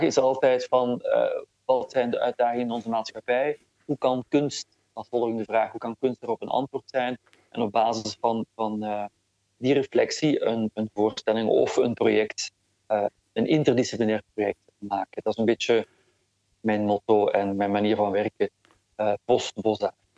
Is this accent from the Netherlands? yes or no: no; Flanders, Belgium; ik ben wel degelijk opgegroeid in, eh, in Vlaanderen en dat voel ik ook heel sterk